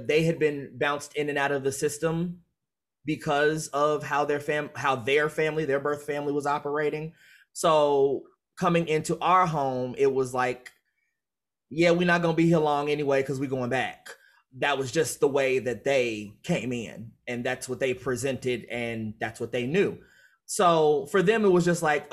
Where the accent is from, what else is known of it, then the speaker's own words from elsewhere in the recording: Chicago, Illinois, United States; growing up in Chicago